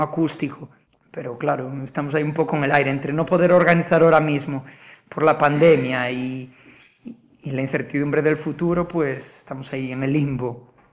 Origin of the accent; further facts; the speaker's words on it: Vilagarcía de Arousa, Galicia, Spain; also born or lived in Málaga; mi pueblo, para Vila García